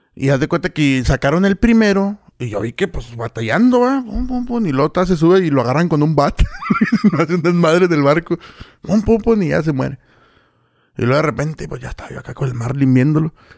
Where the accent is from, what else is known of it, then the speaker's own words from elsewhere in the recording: Villa Ahumada, Chihuahua, Mexico; ahí me crié en Bioma. Bueno, soy de ahí